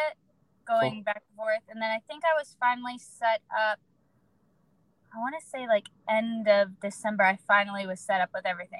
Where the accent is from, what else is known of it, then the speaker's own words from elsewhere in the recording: Erie, Pennsylvania, United States; Yeah, Erie, Pennsylvania.